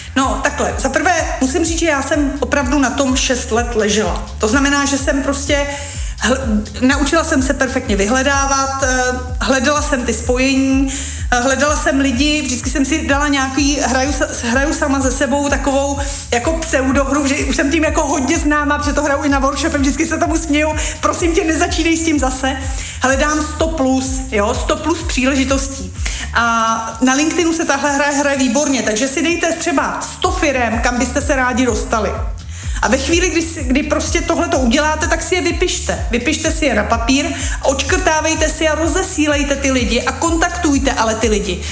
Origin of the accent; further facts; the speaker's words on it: Czechia; my jako Češi